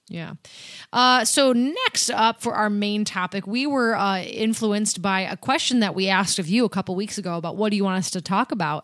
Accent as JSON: {"language": "English", "town": "Erie", "region": "Pennsylvania", "country": "United States", "said": "We're from Erie."}